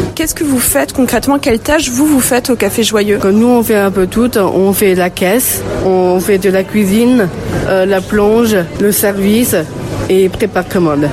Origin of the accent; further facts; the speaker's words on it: England, United Kingdom; now in Lyon, France; je suis anglaise